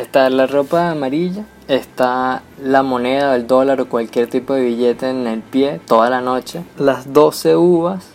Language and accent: Spanish; Venezuela; como venezolanos tenemos obviamente otra cultura completamente distinta a la del resto del mundo